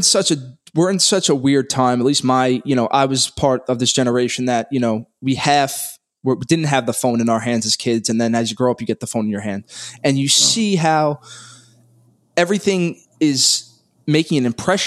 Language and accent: English; New York City, New York, United States; I grew up in Brooklyn, New York, born and raised. I haven't left